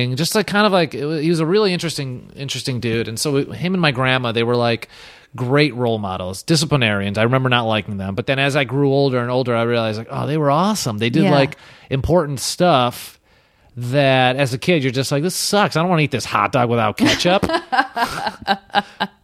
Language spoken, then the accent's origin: English; Chicago, Illinois, United States; specifically in Brighton Park, where I grew up, was very Polish, very Hispanic